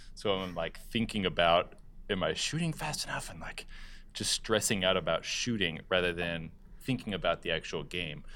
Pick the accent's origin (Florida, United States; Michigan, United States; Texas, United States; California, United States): California, United States; I grew up in California